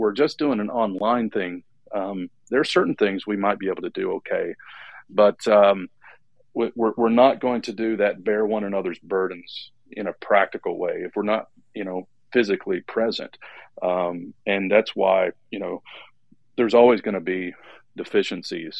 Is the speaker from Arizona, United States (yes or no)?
no; Detroit, Michigan, United States; I was born in Detroit, and I come from a very blue-collar family